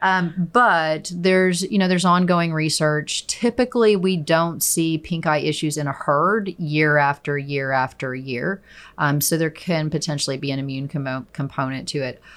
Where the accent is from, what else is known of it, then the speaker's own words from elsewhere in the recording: Chickasha, Oklahoma, United States; now in Stillwater, United States; I am originally from Chickasha, Oklahoma